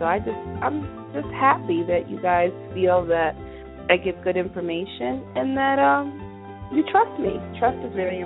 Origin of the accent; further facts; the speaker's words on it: New Jersey, United States; I'm from Jersey, so we are big house music fans